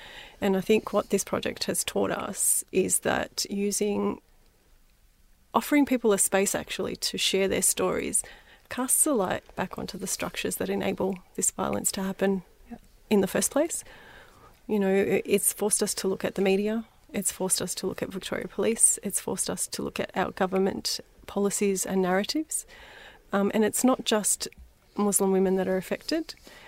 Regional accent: North Macedonia; or I'm from Macedonia, growing up I was called a wog.

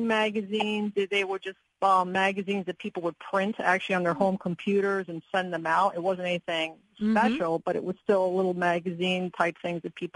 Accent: Catskill Mountains, New York, United States; now in Virginia, United States; I grew up in the Catskill Mountains of New York State.

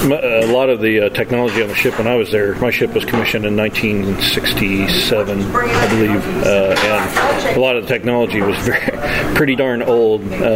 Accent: Kansas, United States; I grew up in Kansas and in Stratford and then Springfield and small rural areas.

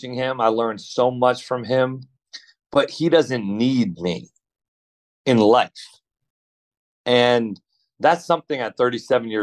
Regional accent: Rhode Island, United States; also born or lived in Thousand Oaks, California; now in Lexington, United States; I grew up in Rhode Island

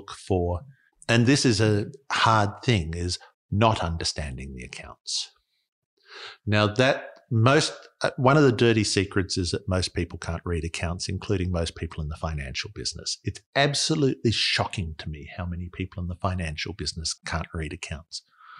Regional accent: Australia; That's actually a good way of thinking about it as an Australian.

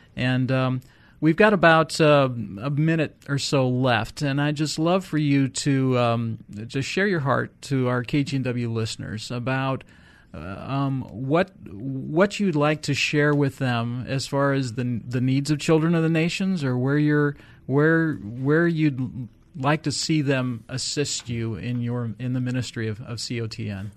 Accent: United States; an American

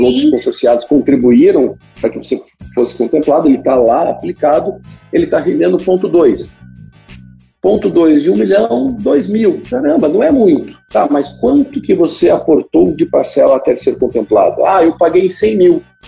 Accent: Curitiba, Paraná, Brazil; eu sou de Curitiba

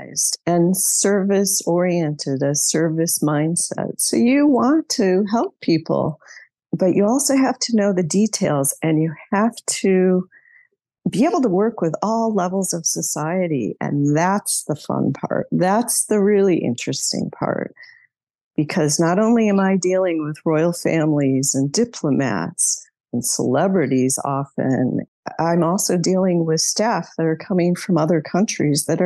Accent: outside of Chicago, Illinois, United States; moved away as an adult; I grew up outside of Chicago

